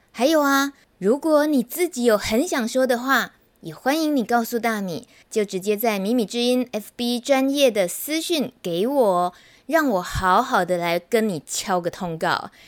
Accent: Taichung, Taiwan; 我台中人

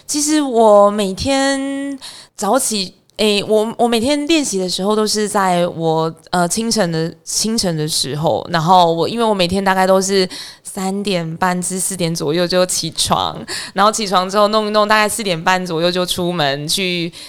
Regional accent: Huwei, Yunlin County, Taiwan; 我家住在湖尾，云林湖尾嗯。，然后那边我们家乡有一个蛮有名的团，呃，长跑团体，叫做嗯哼。飞虎长跑

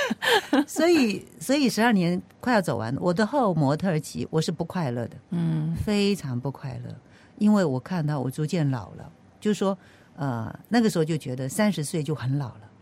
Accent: Penghu County, Taiwan; moved away; 我是从淳朴的乡下澎湖来的

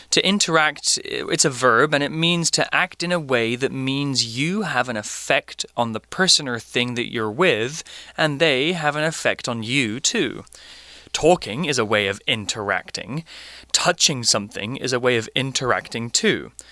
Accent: United Kingdom; now in Asia; I've been living in Asia for 10 years now, so so I've developed a slight American accent to my way of speaking because I'm not surrounded by British people anymore.

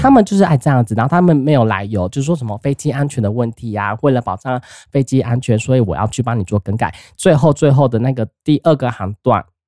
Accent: Taiwan; 我们台湾人

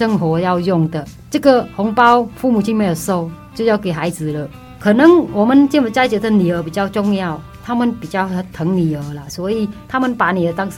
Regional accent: Taiwan; 然后我建议说，我们台湾人如果去的话，还是多些那个礼仪

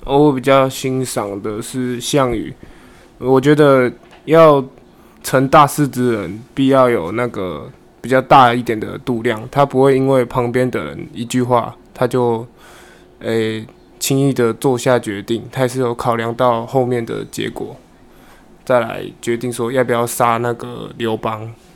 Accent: Qingshui, Taichung, Taiwan; 我来自台中清水

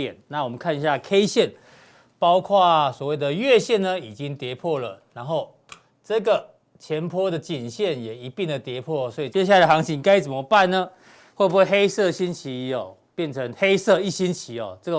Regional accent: Taiwan; 我们台湾人从小都跟台风、跟地震一起长大，

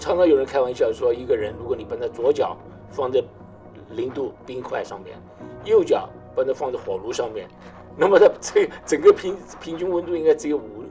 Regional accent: Taiwan; moved away; 我， 我从台湾来

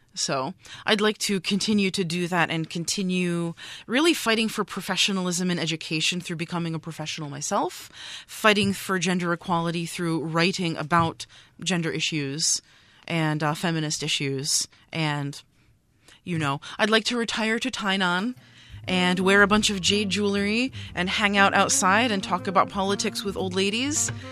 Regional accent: New York, United States; moved away as an adult; now in Taiwan; I'm a New Yorker

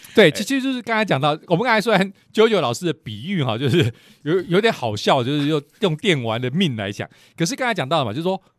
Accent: Lukang, Changhua County, Taiwan; 虽然我跟石老师都是鹿港人，但是我是，呃，小时候长大的时候，还是在鹿港

